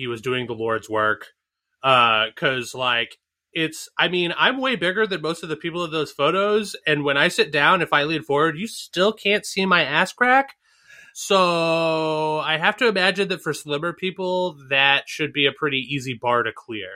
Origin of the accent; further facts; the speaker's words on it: Northeast, United States; I grew up in the Northeast.